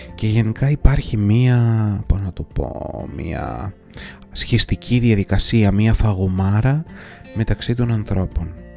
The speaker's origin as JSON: {"language": "Greek", "country": "Greece", "also_born_or_lived": "Athens", "said": "εμείς οι Έλληνες"}